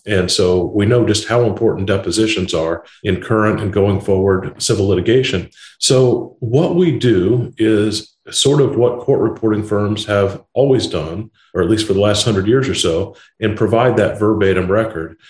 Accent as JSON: {"language": "English", "region": "Indiana", "country": "United States", "tie": "born or raised there", "said": "I was born and raised in Indiana, a flyover state."}